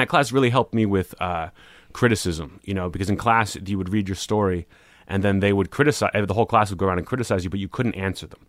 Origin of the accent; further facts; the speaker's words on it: Pittsburgh, Pennsylvania, United States; moved away as an adult; also born or lived in New Orleans; grew up in Pittsburgh, you know, my whole life, and then I went to New Orleans